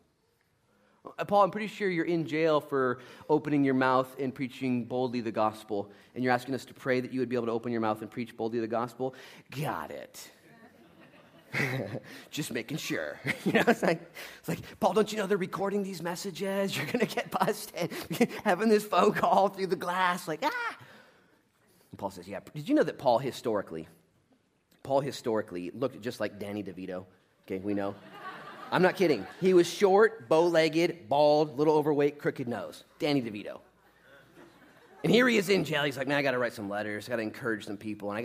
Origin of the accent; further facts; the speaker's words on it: United States; as an American